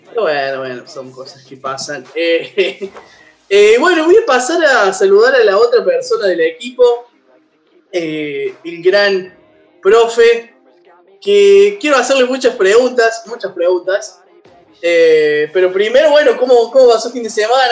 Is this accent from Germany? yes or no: no; Córdoba, Argentina; Somos un podcast cordobés de videojuegos